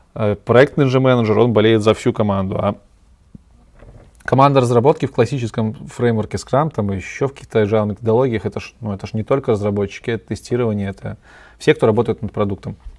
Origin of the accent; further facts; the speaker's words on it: Belarus; я белорус, и я обычно говорю Беларусь